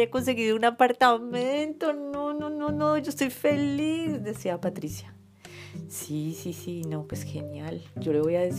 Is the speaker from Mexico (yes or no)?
no; Tunisia; Yo, soy de Túnez. Túnez. Tunisí, La Tunisí.